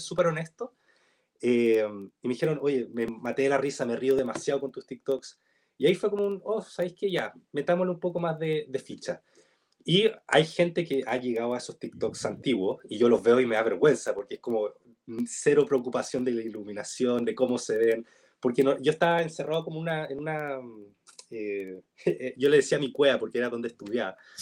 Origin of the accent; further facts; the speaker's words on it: Chile; soy chileno, que hablo chileno, que vivo en Chile